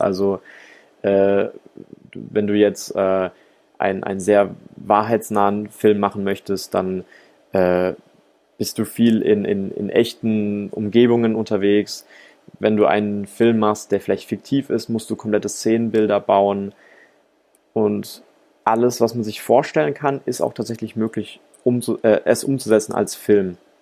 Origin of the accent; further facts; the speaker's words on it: Rhine-Neckar, Germany; moved away as an adult; now in Ludwigsburg, Germany; Ich bin Filmemacher aus der Metropolregion Rhein-Neckar